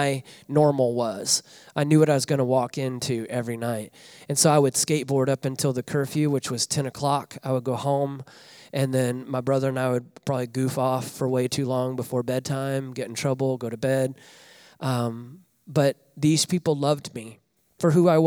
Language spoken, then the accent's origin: English; Northwest Arkansas, United States; moved away as an adult; now in Des Moines, United States; I grew up in Northwest Arkansas